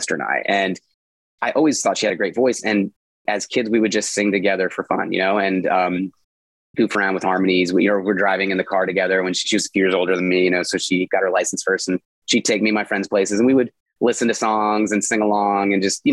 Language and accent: English; Charlotte, North Carolina, United States; I grew up in Charlotte, and Charlotte is unrecognizable to a lot of folks who were here, you know, in the 80s, which is when I moved to Charlotte as a young boy